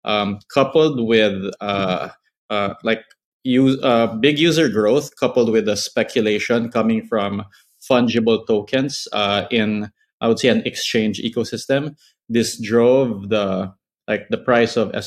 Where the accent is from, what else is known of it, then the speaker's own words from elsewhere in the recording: Philippines; I grew up in the Philippines